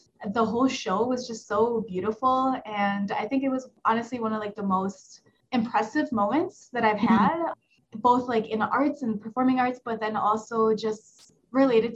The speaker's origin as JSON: {"language": "English", "town": "Milwaukee", "region": "Wisconsin", "country": "United States", "tie": "born or raised there", "said": "I was born in Milwaukee"}